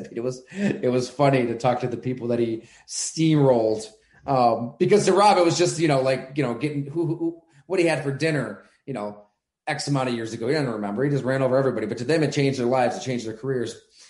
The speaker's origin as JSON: {"language": "English", "town": "Ellicottville", "region": "New York", "country": "United States", "tie": "born or raised there", "also_born_or_lived": "Bradford, Pennsylvania", "said": "I grew up in Western New York, played high school ball at Ellicottville"}